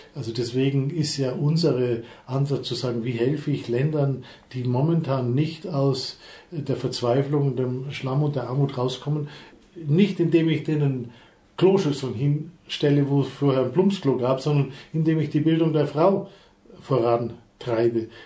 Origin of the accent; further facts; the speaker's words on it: Allgäu, Bavaria, Germany; ich bin im Allgäu aufgewachsen, da redet man nicht, schon gar nicht über die Gefühle.